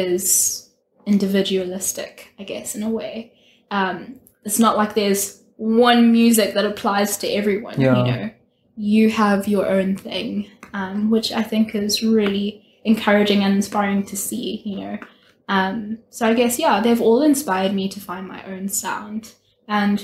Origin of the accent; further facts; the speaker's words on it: Zimbabwe; moved away as an adult; I'm from Zimbabwe. I went to Chizzy. I'm a Chizzy girl